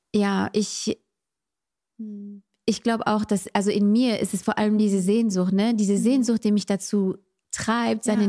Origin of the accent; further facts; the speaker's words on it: France; moved away; Ich bin in Frankreich aufgewachsen